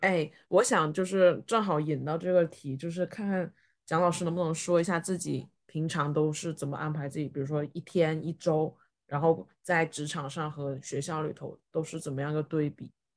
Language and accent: Chinese; China; 哪怕我是个中国人